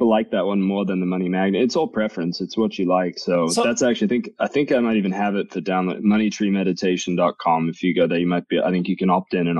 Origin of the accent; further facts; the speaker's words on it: England, United Kingdom; now in Boise, United States; I'm English. I've had Jags my whole life. And then we decided we were moving to Boise.